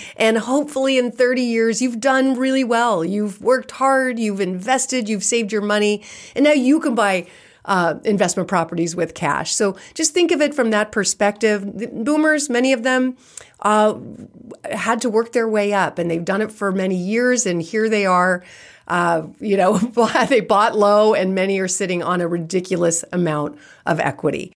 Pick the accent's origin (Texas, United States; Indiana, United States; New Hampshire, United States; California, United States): California, United States; I'm born and raised in California